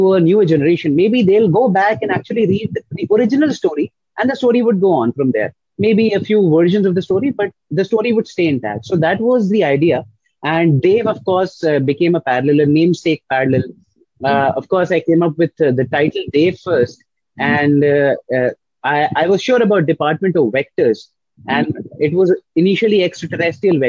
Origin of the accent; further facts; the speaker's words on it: Lucknow, Uttar Pradesh, India; now in Mumbai, India; I am an author from Lucknow, India, and I reside in Mumbai